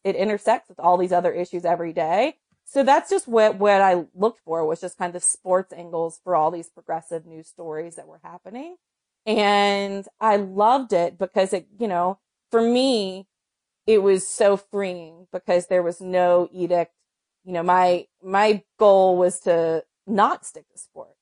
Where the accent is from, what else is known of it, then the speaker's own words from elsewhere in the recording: North Carolina, United States; I'm from North Carolina